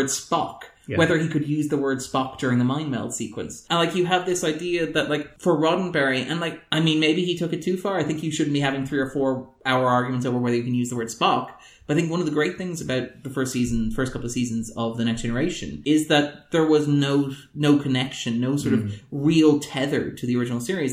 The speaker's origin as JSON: {"language": "English", "country": "Ireland", "said": "as an Irish person"}